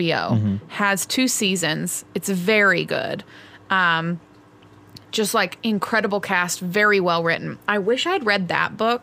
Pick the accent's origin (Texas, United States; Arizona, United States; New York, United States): Texas, United States; I am from Texas